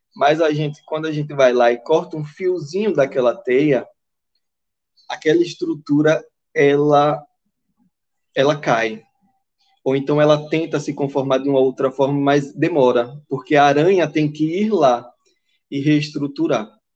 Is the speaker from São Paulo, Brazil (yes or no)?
no; Aracaju, Sergipe, Brazil; eu sou daqui de Aracaju